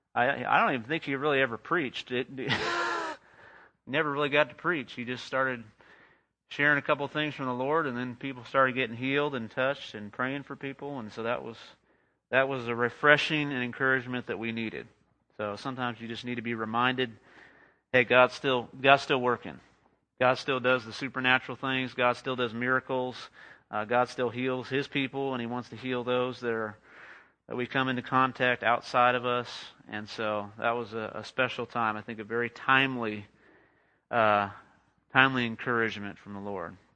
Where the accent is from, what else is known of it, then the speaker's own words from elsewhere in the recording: Los Angeles, California, United States; moved away as an adult; also born or lived in Whidbey Island, Washington / Austin, Texas; now in Midland, United States; I grew up in Southern California